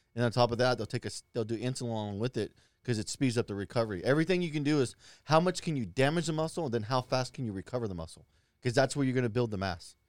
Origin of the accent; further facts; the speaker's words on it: Lincoln, Nebraska, United States; when I grew up in Lincoln, we lived in these white trash apartments